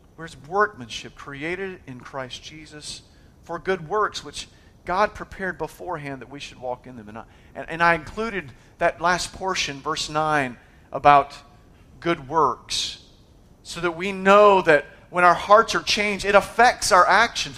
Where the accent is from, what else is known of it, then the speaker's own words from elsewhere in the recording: United States; I was born in America.